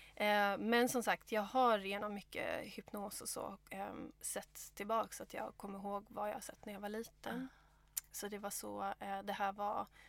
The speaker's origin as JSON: {"language": "Swedish", "town": "Stockholm", "region": "Stockholm County", "country": "Sweden", "tie": "born or raised there", "also_born_or_lived": "Gothenburg", "moved": "as an adult", "lives_now": "Australia", "said": "så jag är född i Göteborg och eh, född, eh, upp i, växte upp i Stockholm"}